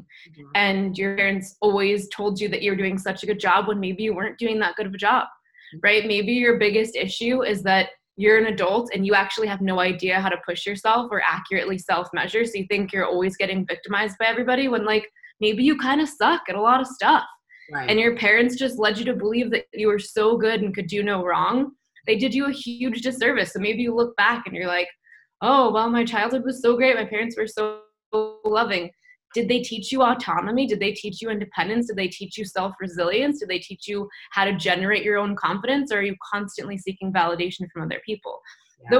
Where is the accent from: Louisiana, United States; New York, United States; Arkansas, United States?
New York, United States; And I grew up Jewish in New York, and there wasn't really any context about like God or spirituality or anything like that, right?